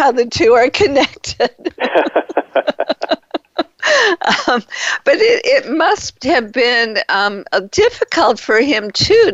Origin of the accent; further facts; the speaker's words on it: Detroit, Michigan, United States; I'm from Detroit, and my father was a big fan of the Detroit Tigers.